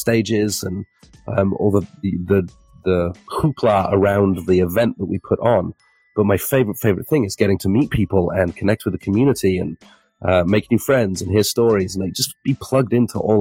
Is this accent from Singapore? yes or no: no; England, United Kingdom; being English